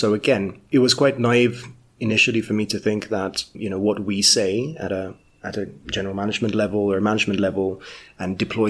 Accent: Kenya; also born or lived in United Kingdom; For me, you know, as a Kenyan, I hadn't worked in Kenya professionally, so I'd worked in the UK before.

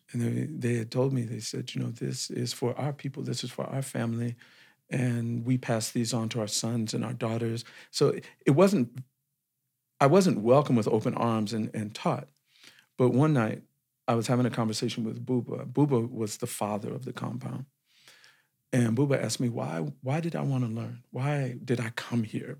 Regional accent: Compton, California, United States; moved away as an adult; also born or lived in Senegal; my family, we were all living in a city in Los Angeles called Compton

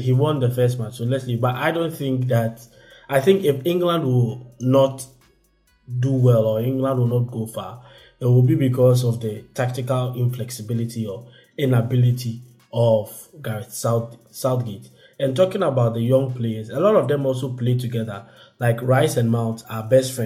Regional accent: Belgium; I was born in Belgium

